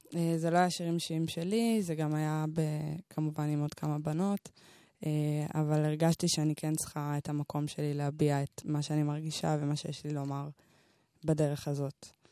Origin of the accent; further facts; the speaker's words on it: Shoham, Central District, Israel; גדלתי ב- אה, בשוהם, באתי משוהם